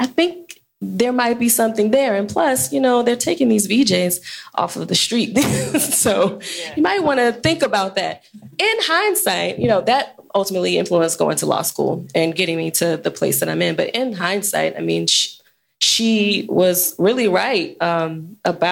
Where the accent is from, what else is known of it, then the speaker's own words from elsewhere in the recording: Washington, District of Columbia, United States; moved away as an adult; also born or lived in North Carolina; now in Chicago, United States; I grew up in Washington, D.C., even though I've spent my entire legal career here in Chicago.